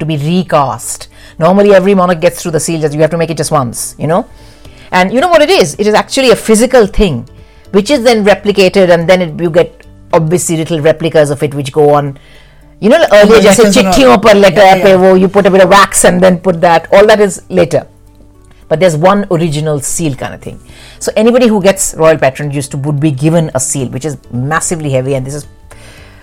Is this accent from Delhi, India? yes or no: yes; Delhi, India; moved away; also born or lived in Madhya Pradesh; as a kid, when we grew up in Delhi